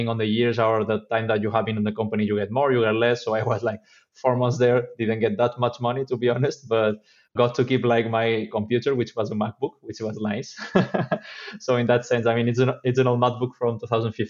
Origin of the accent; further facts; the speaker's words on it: Spain; I'm from Spain